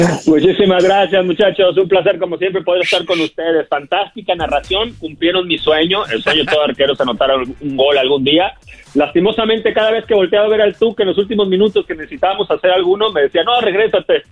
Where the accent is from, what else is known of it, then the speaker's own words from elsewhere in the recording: Monterrey, Nuevo León, Mexico; moved away as an adult; also born or lived in Tampico / Guadalajara / Puebla / Celaya; now in Los Angeles, United States; yo nací en Tampico, me crié en Monterrey, Nuevo León